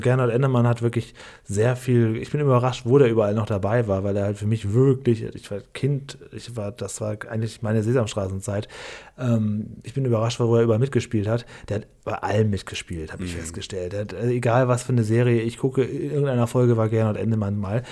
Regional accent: Lower Saxony, Germany; Und das ist quasi zwischen meinem Heimatdorf und Cuxhaven

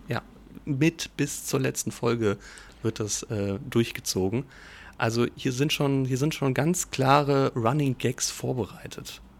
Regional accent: Giessen, Hesse, Germany; ich bin ja gebürtig in Gießen aufgewachsen

